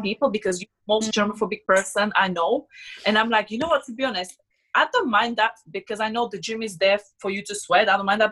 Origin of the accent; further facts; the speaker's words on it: Slovakia; English is a second language; moved away as an adult; also born or lived in Switzerland; now in London, United Kingdom; I'm from Slovakia